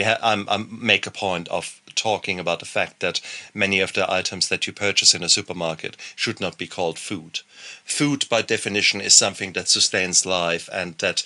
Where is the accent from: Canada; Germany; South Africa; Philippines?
Germany; moved away; I come from Germany